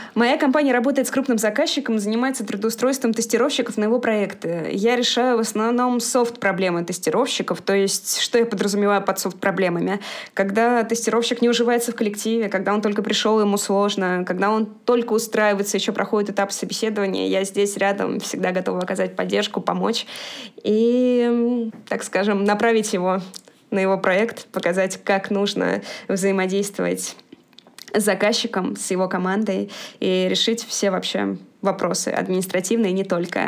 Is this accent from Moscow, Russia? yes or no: yes; Moscow, Russia; я родилась и живу в Москве